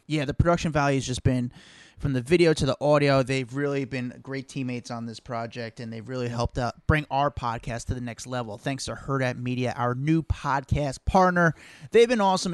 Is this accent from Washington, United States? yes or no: no; New York, United States; as a New Yorker